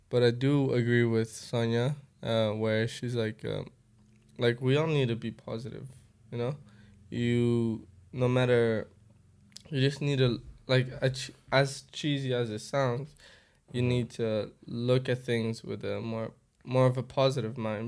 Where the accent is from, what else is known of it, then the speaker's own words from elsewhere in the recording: Angola; moved away; also born or lived in Europe; I'm from Angola